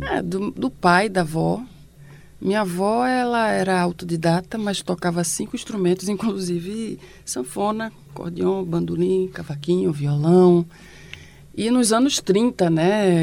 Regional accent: Recife, Pernambuco, Brazil; todos do bairro de São José, a maioria deles, né? Que é onde nasceu a minha família e onde a gente se criou

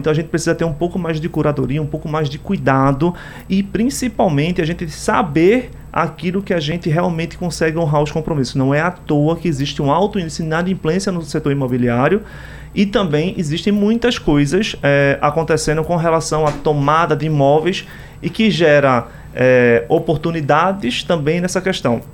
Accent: Brazil; como brasileiro

